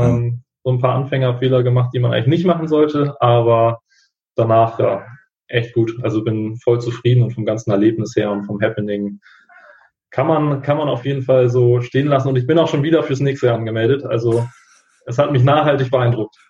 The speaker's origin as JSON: {"language": "German", "region": "Hamburg", "country": "Germany", "said": "28 Jahre jung, komme aus Hamburg"}